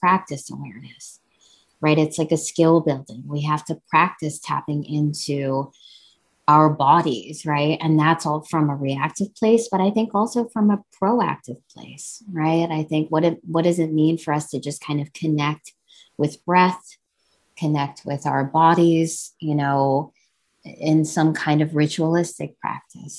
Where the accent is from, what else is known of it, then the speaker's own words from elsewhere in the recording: New Jersey, United States; I was born and raised in New Jersey, you know, and my parents are, you know, they're immigrants from India.